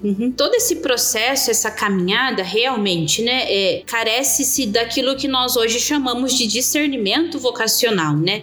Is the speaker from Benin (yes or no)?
no; Itaquaquecetuba, São Paulo, Brazil; also born or lived in Suzano; eu sou natural de Suzano, mas realmente só nascida mesmo em Suzano, porque minha família sempre morou aqui mesmo, em Itaquaquecetuba. Então eu sou natural daqui, de Itaquá mesmo